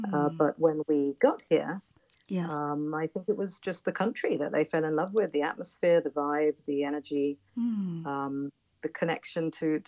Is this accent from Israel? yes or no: yes; Israel; also born or lived in United Kingdom; we had a very secular lifestyle growing up in Israel.